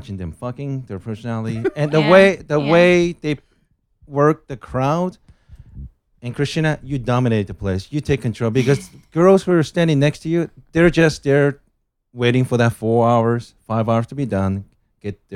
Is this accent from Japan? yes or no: yes; Japan; moved away as an adult; now in Los Angeles, United States; My background is I'm originally from Japan.